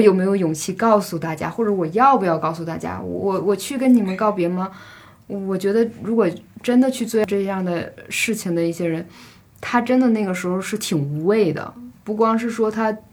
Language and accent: Chinese; Northeast China, China; 我是东北人嘛